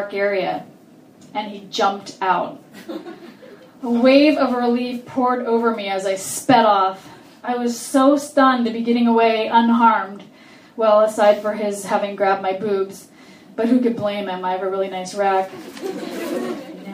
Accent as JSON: {"language": "English", "area": "Orange County", "region": "California", "country": "United States", "tie": "born or raised there", "said": "I grew up in Orange County"}